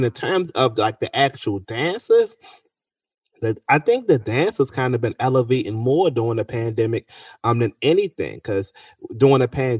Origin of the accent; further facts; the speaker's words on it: Baltimore, Maryland, United States; I'm actually from Cherry Hill, so I might be a little bit biased, but I don't think when it comes to South Baltimore, they may not get the same recognition or outlets as West Baltimore